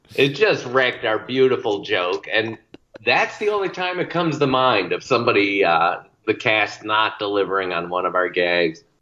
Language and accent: English; Bristol, Connecticut, United States; the same tiny town I grew up in in Bristol, Connecticut